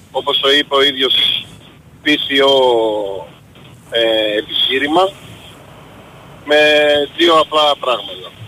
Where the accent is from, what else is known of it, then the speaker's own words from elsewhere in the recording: Chicago, Illinois, United States; επειδή {S10} είμαι από το Σικάγο, στην Αμερική τα ομόφυλα πατρε, ε, ζευγάρια παντρεύονται